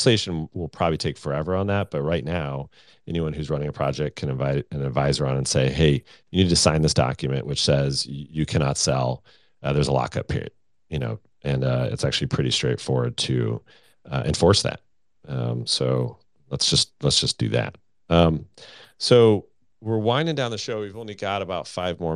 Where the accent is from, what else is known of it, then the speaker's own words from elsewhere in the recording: United States; I'm American